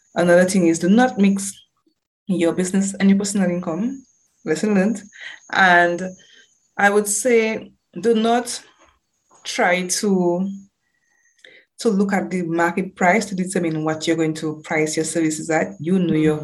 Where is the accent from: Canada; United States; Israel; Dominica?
Dominica; also born or lived in United Kingdom; growing up in Dominica